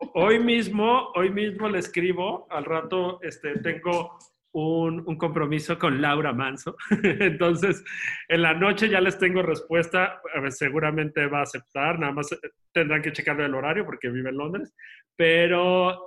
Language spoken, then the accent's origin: Spanish; Guadalajara, Jalisco, Mexico; moved away as an adult; also born or lived in Spain; la ciudad donde yo crecí, que es el Teatro de Gollado en Guadalajara